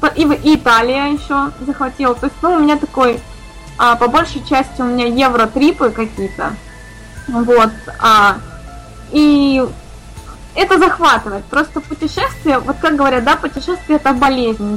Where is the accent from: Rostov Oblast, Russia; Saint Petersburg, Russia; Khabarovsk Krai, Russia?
Saint Petersburg, Russia; я из Санкт-Петербурга